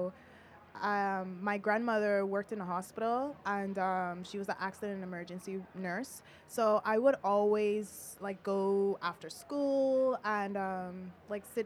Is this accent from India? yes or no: no; Bahamas; now in New York, United States; I'm from the Bahamas